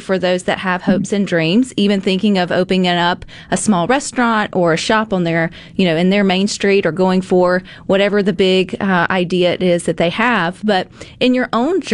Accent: Mississippi, United States; Mississippians, as much as we are like resourceful, we are to the bone hopeful

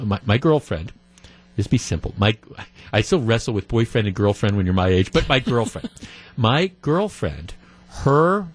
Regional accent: Glendale, Wisconsin, United States; I've been going to Solly's since I was a kid growing up in Glendale

